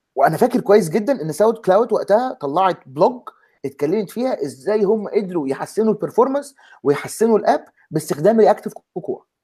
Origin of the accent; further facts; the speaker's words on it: Egypt; moved away; احنا اثنين مصريين ثلاثه مصريين آه، آه، دلوقتي ثلاثه مصريين